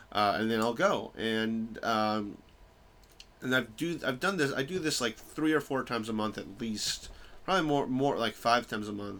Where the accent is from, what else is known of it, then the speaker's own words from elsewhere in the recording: New York, United States; moved away as an adult; also born or lived in Bloomington, Indiana / Chicago; I grew up in New York